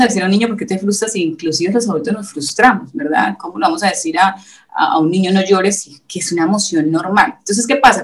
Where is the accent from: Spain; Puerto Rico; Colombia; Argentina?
Colombia; moved away as an adult; now in Veracruz, Mexico; nosotros somos colombianos, yo soy colombiana